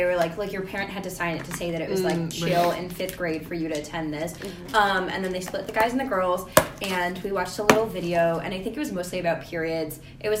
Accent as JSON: {"language": "English", "region": "Massachusetts", "country": "United States", "said": "I'm from Massachusetts, which is a very liberal state."}